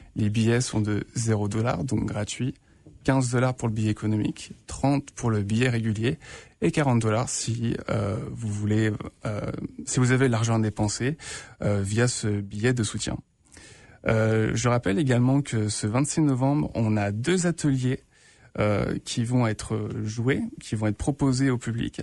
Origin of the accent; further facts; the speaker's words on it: France; moved away as an adult; now in Winnipeg, Canada; je suis français